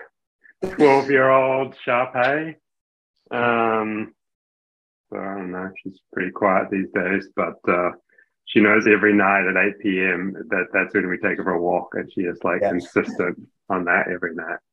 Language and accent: English; Hamilton, Waikato, New Zealand; moved away; I'm from New Zealand originally. So I grew up in Hamilton